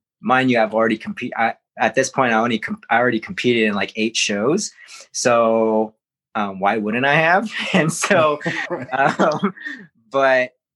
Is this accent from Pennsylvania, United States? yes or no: no; Hawaii, United States; growing up in Hawaii